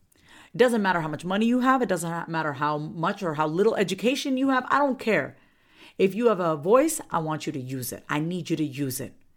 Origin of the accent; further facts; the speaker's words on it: Long Island, New York, United States; now in Austin, United States; I'm originally from Long Island, okay, Long Island, Strong Island, New York